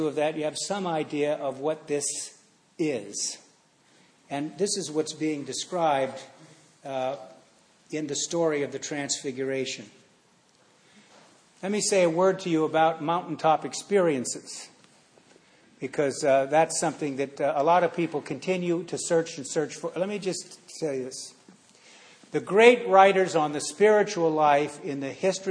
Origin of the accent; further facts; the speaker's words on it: San Francisco, California, United States; I grew up in San Francisco, you know, the Haight-Ashbury District